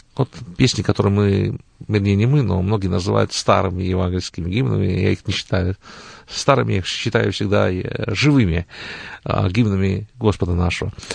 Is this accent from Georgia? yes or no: yes; Tbilisi, Georgia; moved away as an adult; also born or lived in Rostov-on-Don, Russia / Israel / Canada; now in Cleveland, United States; родом я сам из Грузии, я родился в городе Тбилиси